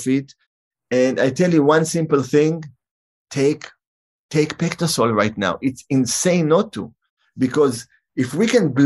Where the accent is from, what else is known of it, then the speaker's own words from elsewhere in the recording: Israel; moved away; also born or lived in San Francisco; I grew up in Israel